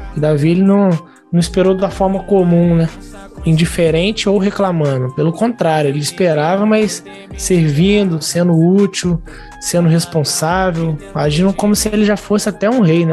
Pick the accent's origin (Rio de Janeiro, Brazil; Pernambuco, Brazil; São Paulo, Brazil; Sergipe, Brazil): Rio de Janeiro, Brazil; Volta Redonda; Eu sou de Volta Redonda, Rio de Janeiro